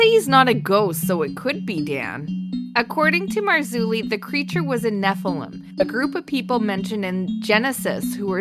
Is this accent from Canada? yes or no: yes; Canada; we're Canadian